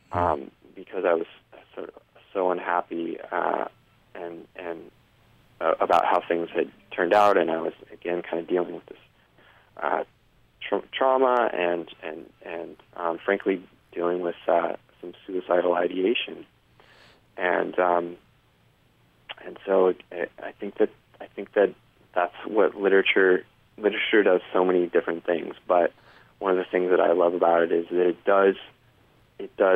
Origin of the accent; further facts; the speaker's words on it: Denver, Colorado, United States; also born or lived in New York City; I {S1} hadn't been in back home in in my {S0} home state of {S1} Colorado and in the city of Denver for more than 40 minutes